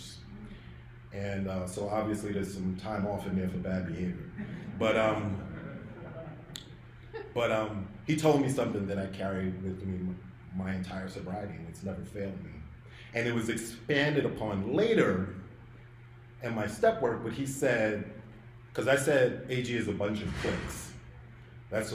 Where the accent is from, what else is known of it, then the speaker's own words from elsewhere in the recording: New York City, New York, United States; I was from Brooklyn